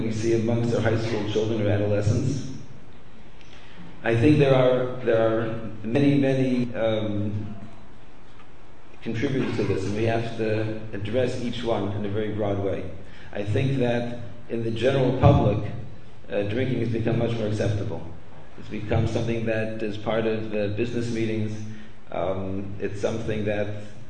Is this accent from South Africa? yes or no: no; Canada; I grew up in Canada